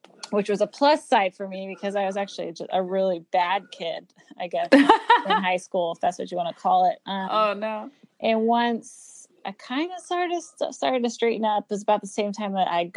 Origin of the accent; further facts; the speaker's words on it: Oregon, United States; moved away as an adult; now in Virginia, United States; I grew up in Oregon.